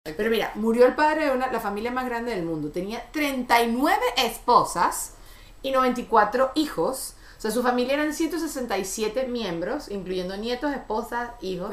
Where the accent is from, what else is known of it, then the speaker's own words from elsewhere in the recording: Venezuela; en mi Venezuela